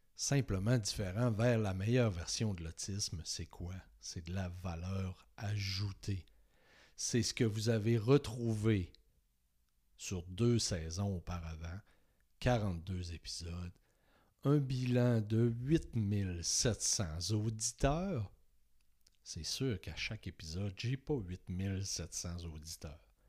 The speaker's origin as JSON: {"language": "French", "town": "Saguenay", "region": "Quebec", "country": "Canada", "tie": "born or raised there", "moved": "as an adult", "lives_now": "Beauce, Canada", "said": "j'ai décidé de quitter ma région natale, le Saguenay, pour m'en venir vers Québec, vers la Beauce"}